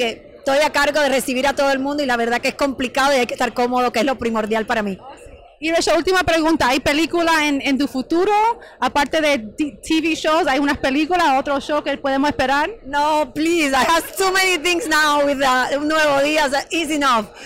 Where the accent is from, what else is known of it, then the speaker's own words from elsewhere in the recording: Cuba; moved away as an adult; Mira, Cuba, imagínate, mi país natal, eh, vine ya grande, vine de 21 años, tengo ahora 44.